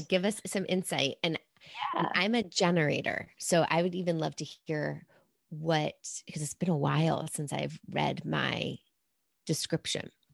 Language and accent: English; New York City, New York, United States; I'm a New Yorker. Like, oh, that's my naturally born state